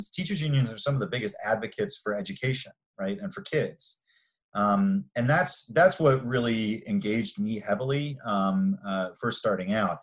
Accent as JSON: {"language": "English", "region": "Maryland", "country": "United States", "tie": "born or raised there", "said": "I grew up in Maryland."}